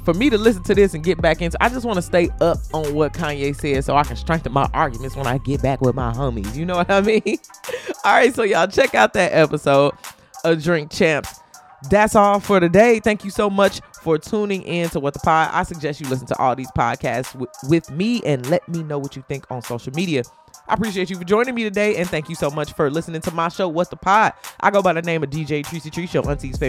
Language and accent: English; Chicago, Illinois, United States; I grew up in Chicago. Like, when College Dropout was out, I was in high school in Chicago.